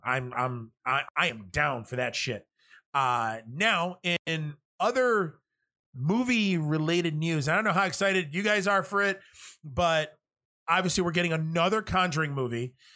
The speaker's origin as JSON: {"language": "English", "town": "New York City", "region": "New York", "country": "United States", "tie": "born or raised there", "said": "I was born and raised in New York City and Manhattan."}